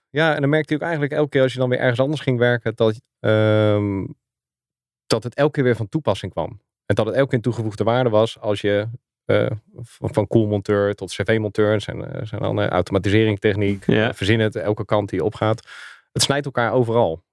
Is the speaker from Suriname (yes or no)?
no; Schoonhoven, South Holland, Netherlands; moved away as an adult; also born or lived in Gouda / Zoetermeer / The Hague / Doorn; now in Zeist, Netherlands; Eh, ik ben geboren in Gouda. Eh, opgegroeid in Schoonhoven. Goud en Zilverstad. Ehm, daar heb ik tot mijn achttiende gewoond